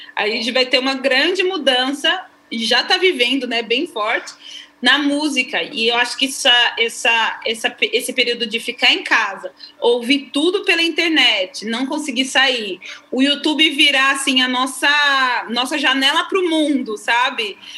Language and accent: Portuguese; São Paulo, Brazil; moved away as an adult; a gente é natural de São Paulo